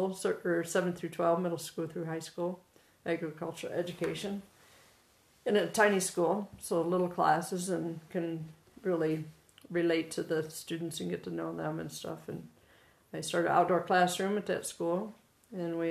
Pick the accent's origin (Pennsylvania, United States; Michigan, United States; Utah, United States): Michigan, United States; now in Montana, United States; I am from Michigan originally and was born in agriculture and just loved every minute of my upbringing and the experiences that I had on the farm in Michigan